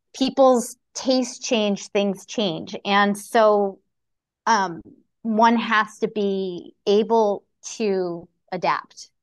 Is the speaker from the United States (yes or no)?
yes; Connecticut, United States; born and raised in Connecticut like myself